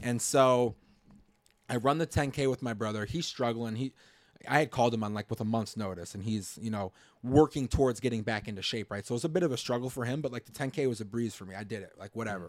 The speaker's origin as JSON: {"language": "English", "town": "Chicago", "region": "Illinois", "country": "United States", "said": "I'm from the Chicago area"}